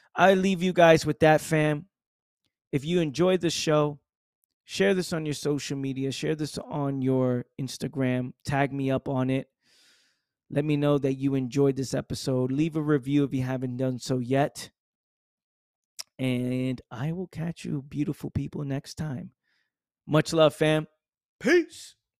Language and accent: English; New York City, New York, United States; my accent, you know, growing up in the Bronx, being in the hood